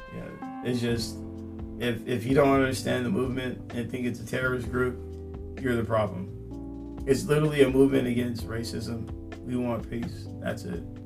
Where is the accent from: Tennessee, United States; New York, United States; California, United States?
California, United States; Temecula; growing up in Temecula, you can't jaywalk